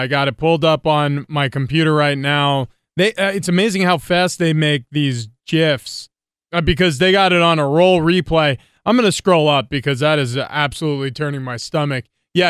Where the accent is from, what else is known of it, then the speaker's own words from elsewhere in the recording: New York, United States; moved away as an adult; growing up in New York.